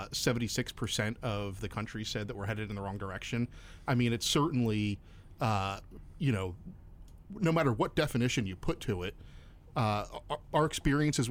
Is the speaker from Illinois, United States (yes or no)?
no; Bucks County, Pennsylvania, United States; now in Central Pennsylvania, United States; I'm originally from Bucks County